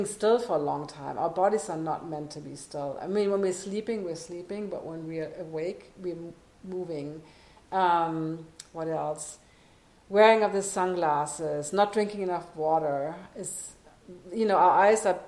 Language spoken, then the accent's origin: English; Germany; moved away; I'm born and raised on the Autobahn